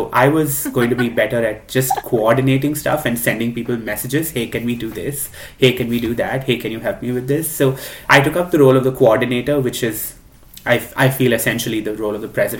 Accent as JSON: {"language": "English", "country": "India", "tie": "born or raised there", "moved": "as an adult", "lives_now": "United States", "said": "there is this one person who was born and raised in India and then moved to the United States."}